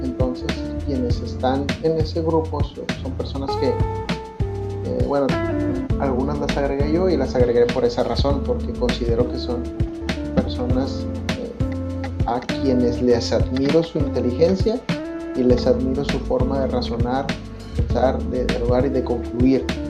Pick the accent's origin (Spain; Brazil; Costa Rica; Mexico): Mexico; sociedad mexicana.